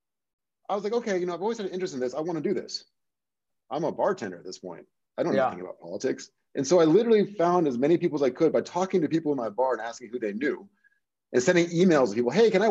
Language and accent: English; Seattle, Washington, United States; I'm from the Seattle area.